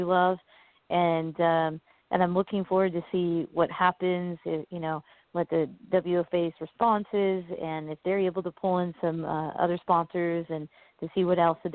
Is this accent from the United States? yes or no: yes; Oregon, United States; I'm from Oregon, and Nike and Adidas is in my backyard